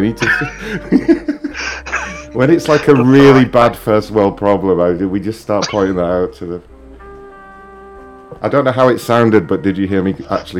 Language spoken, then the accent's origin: English; United Kingdom; I'm not Mexican, actually. I'm British